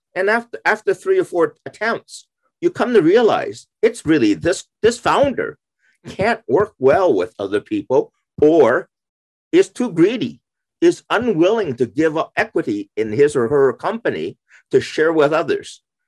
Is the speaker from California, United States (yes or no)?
yes; San Francisco, California, United States; moved away as an adult; also born or lived in Pennsylvania / Arizona / Waterloo, Ontario; I I was raised in uh, uh, uh California. I, I grew up in San Francisco.